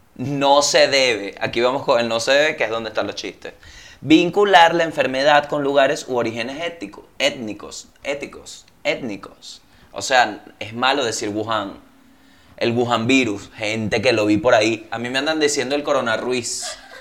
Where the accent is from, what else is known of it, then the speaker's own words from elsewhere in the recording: Venezuela; moved away; ya yo no soy venezolano